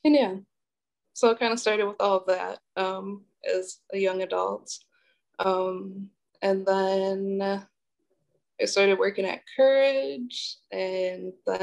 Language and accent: English; Milwaukee, Wisconsin, United States; also born or lived in Illinois; I was actually born in Illinois, and I kind of grew up like back and forth between there and Milwaukee. But I went to school in Milwaukee and like spent most of my time in Milwaukee